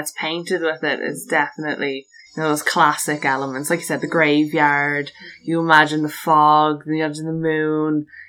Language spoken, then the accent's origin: English; Loughshinny, Leinster, Ireland; The town I grew up in Loughshinny